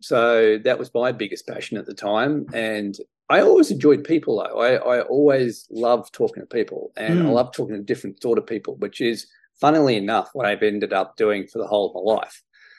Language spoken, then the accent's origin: English; Australia; My parents weren't that pushy. I mean, you know, I lived 500 meters from a golf course.